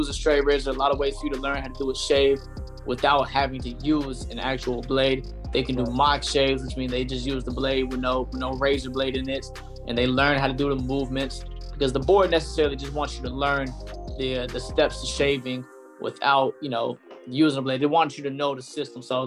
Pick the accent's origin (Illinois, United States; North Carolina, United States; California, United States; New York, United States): North Carolina, United States; Fayetteville; moved away as an adult; now in Atlanta, United States; my hometown on December 23rd in Fayetteville, North Carolina.